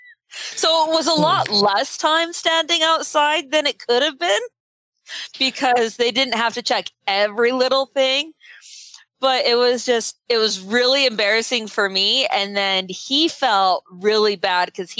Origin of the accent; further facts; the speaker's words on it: Utah, United States; I'm from Utah and we don't have orange trees in Utah